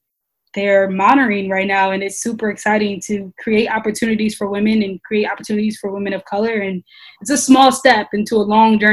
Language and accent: English; Detroit, Michigan, United States; I'm born and raised in Detroit.